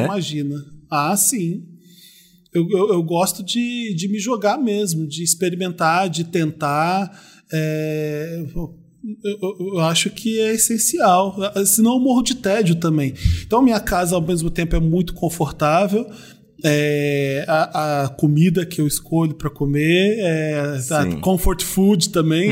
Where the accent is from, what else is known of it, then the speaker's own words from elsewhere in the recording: Rio, Rio de Janeiro, Brazil; eu sou do Rio